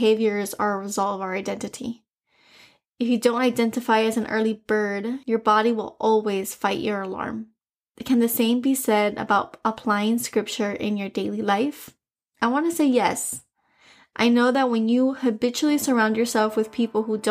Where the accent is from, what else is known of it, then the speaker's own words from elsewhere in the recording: Miami, Florida, United States; accent: Spanish; I was born and raised in Miami, and all of my grandparents are from Cuba, or were from Cuba